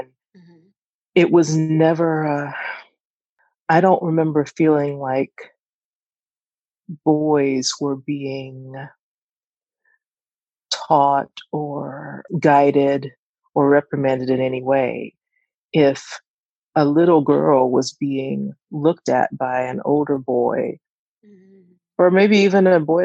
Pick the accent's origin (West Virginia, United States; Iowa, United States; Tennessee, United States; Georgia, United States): Georgia, United States; Atlanta; growing up in Atlanta, it's hot in the summertime